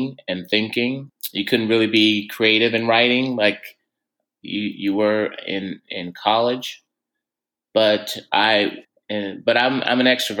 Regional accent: Tatum, Texas, United States; moved away as an adult; now in San Francisco, United States; I'm originally from Texas. I grew up in a small town south of Dallas. It's the town called Tatum.

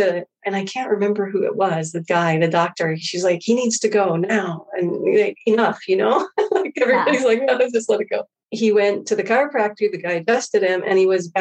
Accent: Hawaii, United States; Growing up in Hawaii

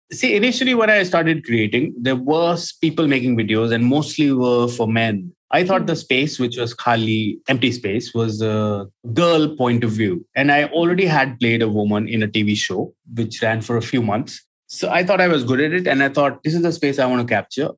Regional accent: Gurgaon, Haryana, India; I'm not from Bombay. I lived in Gurgaon all my life. And Gurgaon that time was a small town which is now Gurugram

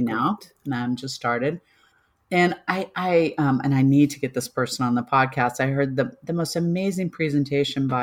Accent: Kansas, United States; moved away; also born or lived in Denver; a white girl from Kansas

